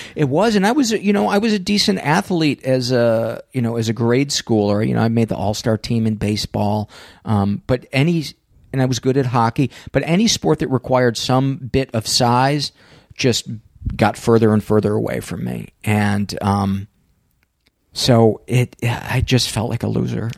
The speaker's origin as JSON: {"language": "English", "town": "Homewood", "region": "Illinois", "country": "United States", "tie": "born or raised there", "said": "the high school that I went to, um, it was, it was called Homewood Flossmoor, and I was from Homewood"}